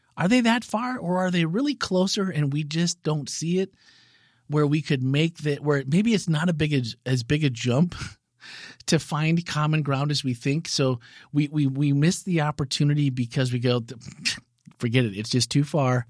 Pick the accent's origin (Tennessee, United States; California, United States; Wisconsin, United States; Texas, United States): Wisconsin, United States; Green Bay; moved away as an adult; was born and raised in Titletown, Wisconsin, Green Bay, Wisconsin. Yep. 29 years lived there